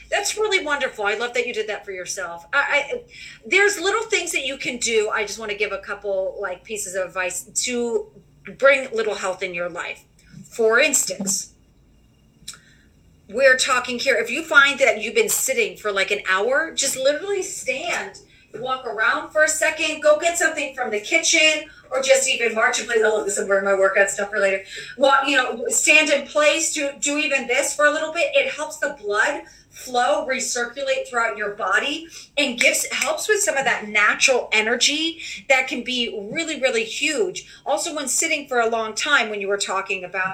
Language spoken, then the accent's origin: English; New York City, New York, United States; being a New Yorker